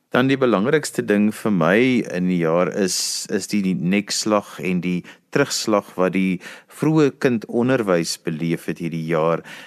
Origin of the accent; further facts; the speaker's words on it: South Africa; ons as Suid-Afrikaners